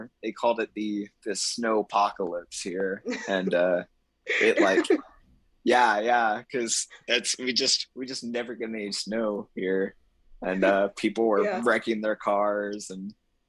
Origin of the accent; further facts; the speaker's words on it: East Texas, United States; I'm from East Texas.